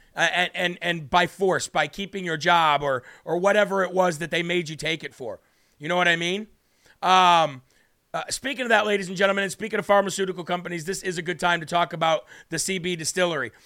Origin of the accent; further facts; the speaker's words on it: Illinois, United States; moved away; my home state of Illinois.